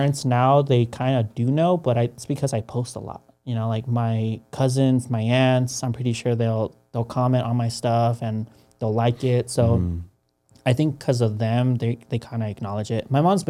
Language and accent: English; Mexico; now in United States; me and my sister, because we're coming in from Mexico, they understood that our lives were going to be a little bit harder.